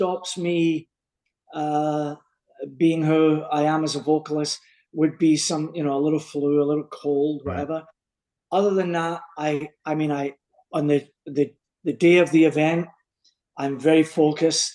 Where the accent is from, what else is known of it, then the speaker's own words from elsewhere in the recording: Coatbridge, Scotland, United Kingdom; moved away; Town I come from, even people from Glasgow never came in to mess with them, because it was off the charts. A wee town called Coatbridge